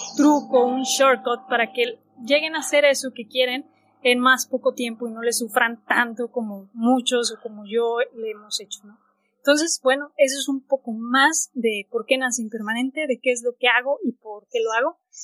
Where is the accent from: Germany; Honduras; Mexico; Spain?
Mexico; soy mexicana